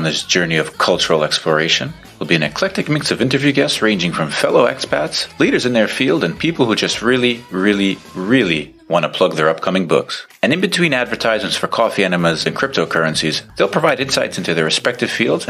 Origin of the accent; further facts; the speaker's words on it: New York City, New York, United States; accent: Staten Island; moved away as an adult; now in Geneva, Switzerland; Unlike Rob, I'm not from the Midwest. I didn't grow up on a farm with chickens. I actually grew up in Staten Island, New York. And I've been in Geneva for the past 7 years, since 2013